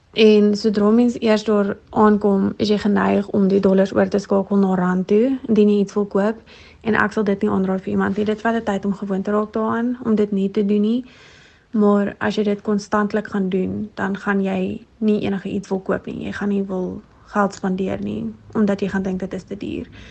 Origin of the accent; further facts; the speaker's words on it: Free State, South Africa; moved away as an adult; also born or lived in United States; Ek is 26 en oorspronklik van die Vrystaat af.